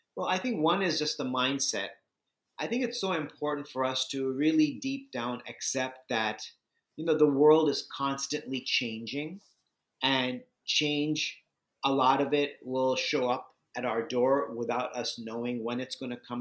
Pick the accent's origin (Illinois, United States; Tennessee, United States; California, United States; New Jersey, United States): California, United States; Southern; moved away; also born or lived in Bulgaria / India / New York City; I grew up in Southern California